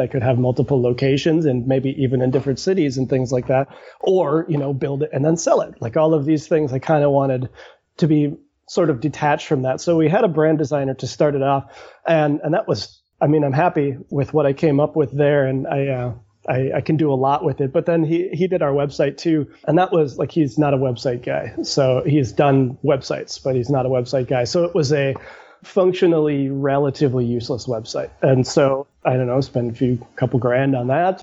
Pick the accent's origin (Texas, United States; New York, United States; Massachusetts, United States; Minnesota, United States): Minnesota, United States; St. Paul; I grew up in St. Paul